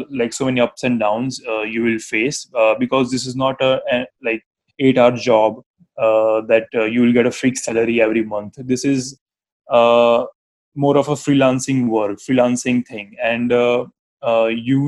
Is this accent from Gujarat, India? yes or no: yes; Ahmedabad, Gujarat, India; from Ahmedabad